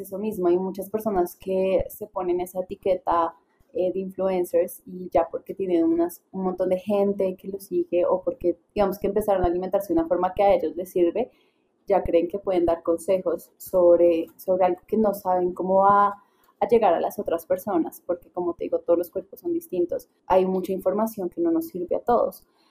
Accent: Paisa region, Colombia; en mi casa, como buena casa, paisa

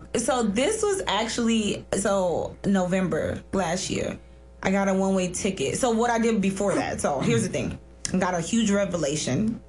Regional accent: Miami, Florida, United States; growing up in Miami wasn't horrible

